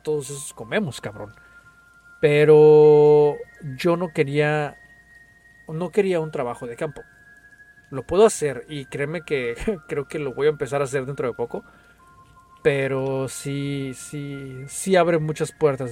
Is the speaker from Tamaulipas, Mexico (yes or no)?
no; Guadalajara, Jalisco, Mexico; now in United States; Yo soy de Guadalajara, Jalisco